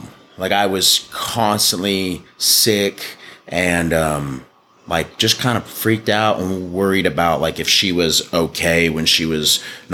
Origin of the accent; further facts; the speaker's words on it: Dallas, Texas, United States; also born or lived in Glen Rose, Texas; I was born in Dallas at the old Parkland Hospital. Spent a lot of my life in Dallas, like Southeast Dallas